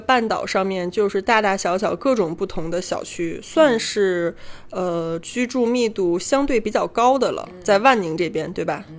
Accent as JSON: {"language": "Chinese", "region": "Beijing", "country": "China", "said": "对于北京人来说好难得呀，就是咱们很少有那种说遇到老乡的感觉。"}